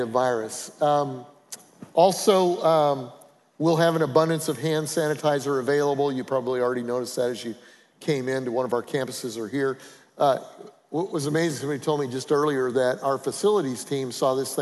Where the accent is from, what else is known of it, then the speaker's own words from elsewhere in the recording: Colorado, United States; I'm from Colorado